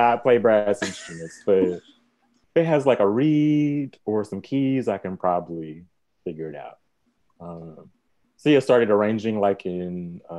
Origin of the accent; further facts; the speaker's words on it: Oklahoma City, Oklahoma, United States; I'm from Oklahoma City, Oklahoma.